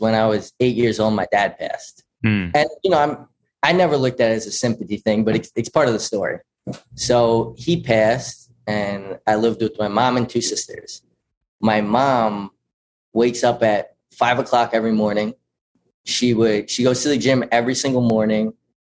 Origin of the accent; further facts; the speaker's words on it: Patchogue, New York, United States; now in Rochester, United States; I'm from Patchogue, New York, which is down on Long Island, not Rochester. I grew up in Patchogue.